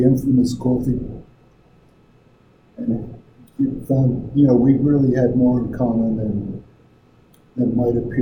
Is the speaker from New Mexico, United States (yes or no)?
no; New York, United States; moved away as an adult; also born or lived in Midwest / Wayne County, Pennsylvania; I grew up in New York